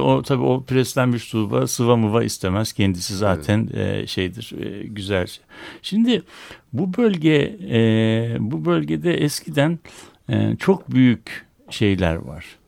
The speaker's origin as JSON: {"language": "Turkish", "region": "Istanbul", "country": "Turkey", "tie": "born or raised there"}